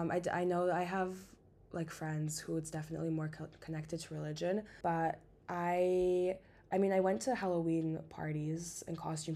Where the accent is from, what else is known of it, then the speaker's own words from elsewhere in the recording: Canada; also born or lived in Eastern Europe (family); now in Amsterdam, Netherlands; But I grew up in Canada, but because we come from like Eastern Europe, we never celebrated it.